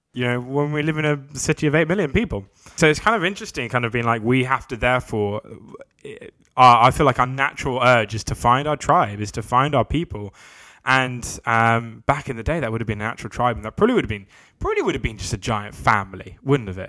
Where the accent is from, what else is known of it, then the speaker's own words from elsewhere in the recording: London, United Kingdom; I'm from London.